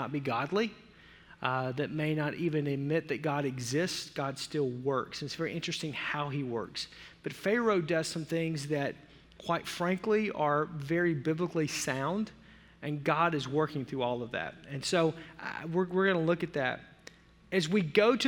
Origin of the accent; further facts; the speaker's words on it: Arkansas, United States; I grew up in the South